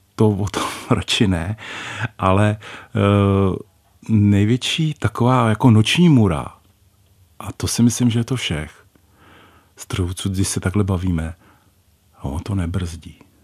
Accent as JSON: {"language": "Czech", "region": "Moravian Wallachia", "country": "Czechia", "moved": "yes", "said": "jsem Valach původně"}